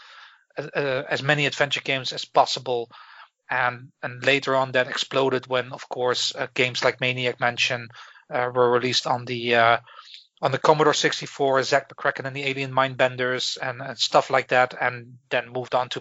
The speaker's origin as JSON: {"language": "English", "town": "Breda", "region": "North Brabant", "country": "Netherlands", "tie": "born or raised there", "also_born_or_lived": "Belfast, United Kingdom", "moved": "as an adult", "lives_now": "Galway, Ireland", "said": "I am originally from the Netherlands, where I lived in most of my life in a beautiful city called Breda"}